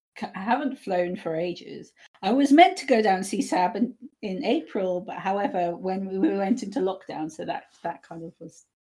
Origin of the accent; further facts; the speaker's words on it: United Kingdom; we're just going to say it how it is because one, we're British and that's kind of what we do.